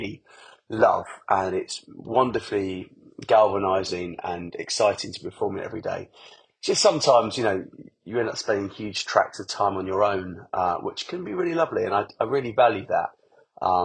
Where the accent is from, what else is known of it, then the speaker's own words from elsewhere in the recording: Essex, East of England, United Kingdom; also born or lived in Hackney, London / Highgate, London; I grew up in Essex